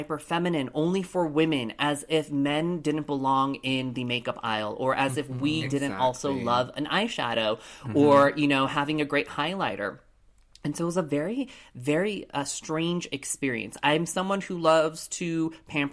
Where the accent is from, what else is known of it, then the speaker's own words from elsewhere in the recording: Colorado Springs, Colorado, United States; Growing up in Colorado Springs, Colorado, I was the only lone Asian person growing up in my school